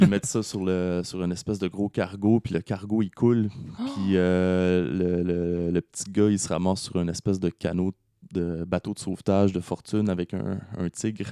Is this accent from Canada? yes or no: yes; Laval, Quebec, Canada; j'ai grandi à Laval